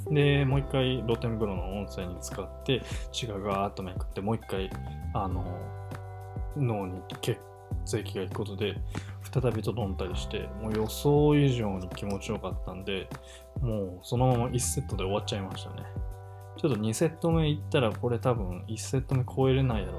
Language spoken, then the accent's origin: Japanese; Kanazawa, Ishikawa, Japan; now in Osaka, Japan; 地元の石川県金沢市に久しぶりに帰省してきました。